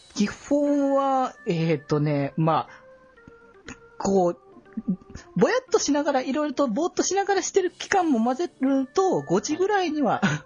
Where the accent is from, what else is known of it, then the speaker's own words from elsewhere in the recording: Aichi, Japan; 基本地元は愛知だったんだけど